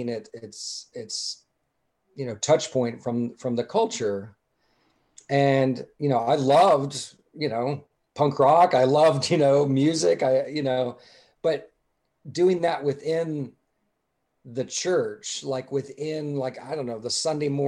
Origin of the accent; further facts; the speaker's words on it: Atlanta, Georgia, United States; I grew up mostly in Dr. Charles Stanley's church in Atlanta